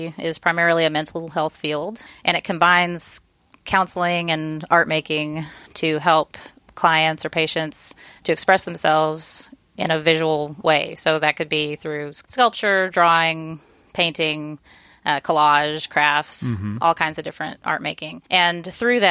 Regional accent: Austin, Texas, United States; also born or lived in Georgetown, Texas; I grew up here in Austin

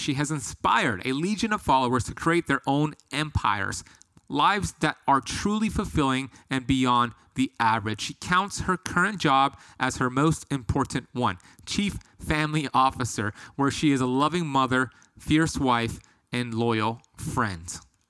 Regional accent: Miami, Florida, United States; with my story growing up here in Miami, addicted to drugs and bad habits.

